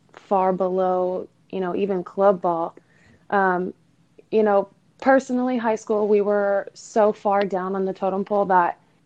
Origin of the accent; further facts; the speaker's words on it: Southern California, United States; I grew up in SoCal